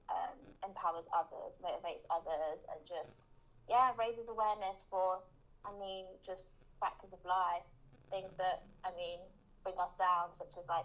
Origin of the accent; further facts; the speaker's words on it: London, United Kingdom; also born or lived in Brazil; I'm 21, just had 21. I'm from London, um, originally from Brazil.